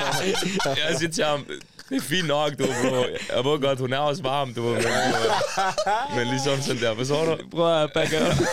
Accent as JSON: {"language": "Danish", "country": "Pakistan", "tie": "born or raised there", "accent": "Indian", "said": "jeg har det der indisk accent, ikke? jeg sværger. Jeg ved ikke, hvorfor, bro. Indisk accent. Måske det er, fordi jeg har vokset op i Pakistan"}